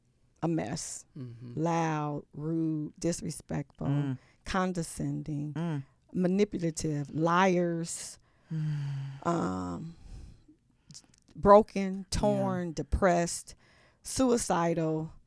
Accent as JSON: {"language": "English", "region": "the South", "country": "United States", "said": "I'm from the South. My family from the South."}